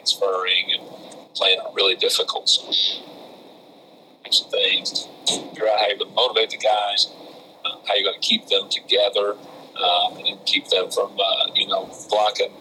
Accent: Floyd County, Kentucky, United States; growing up in Kentucky, you know, you grow up a UK fan

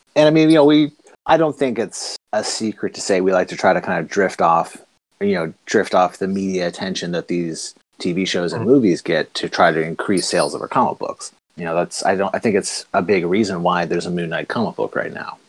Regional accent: the Maritimes, Canada; I'm from Maritime Canada

